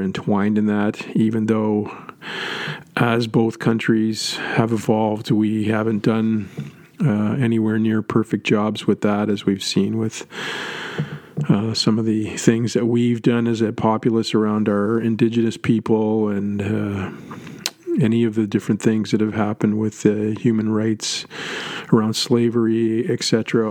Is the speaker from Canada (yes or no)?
yes; Canada; moved away; being Canadian born